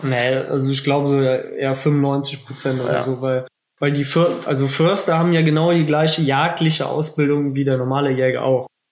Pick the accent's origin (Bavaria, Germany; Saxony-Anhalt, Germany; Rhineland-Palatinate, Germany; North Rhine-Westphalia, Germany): Rhineland-Palatinate, Germany; bei uns in Rheinland-Pfalz